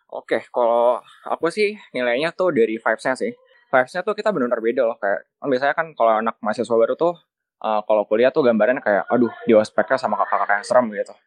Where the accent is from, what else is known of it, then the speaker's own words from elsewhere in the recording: Jakarta, Indonesia; now in Bandung, Indonesia; aku dari Jakarta